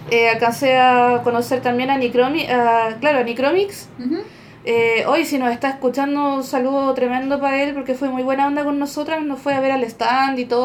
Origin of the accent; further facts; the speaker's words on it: Valparaíso, Chile; somos de Valparaíso